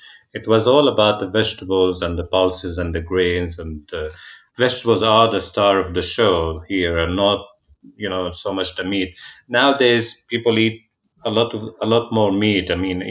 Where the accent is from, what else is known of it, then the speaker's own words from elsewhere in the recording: Jerusalem, Jerusalem District, Israel; Growing up in Jerusalem, seasonality was going to Jaffa Gate